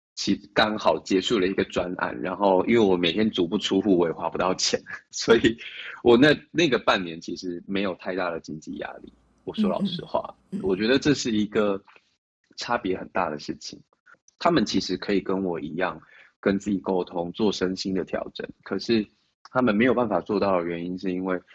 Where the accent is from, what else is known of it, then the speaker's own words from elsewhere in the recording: Chiayi, Taiwan; moved away as an adult; also born or lived in Taipei; 后不是北部人，我是嘉义人，上到台北来